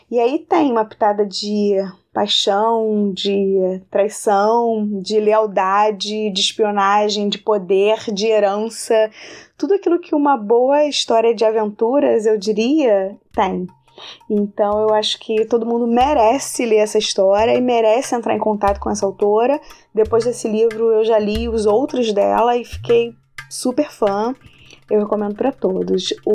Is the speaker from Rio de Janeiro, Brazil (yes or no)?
yes; Rio de Janeiro, Brazil; eu sou do Rio de Janeiro